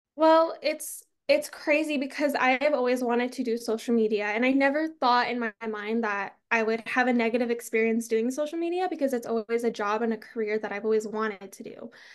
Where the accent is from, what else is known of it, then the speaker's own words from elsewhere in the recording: Arizona, United States; I'm from Arizona